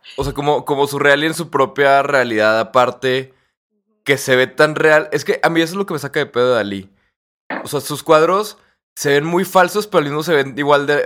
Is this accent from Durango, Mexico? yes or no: no; Torreón, Coahuila, Mexico; aquí en Torreón, que nosotros somos de Torreón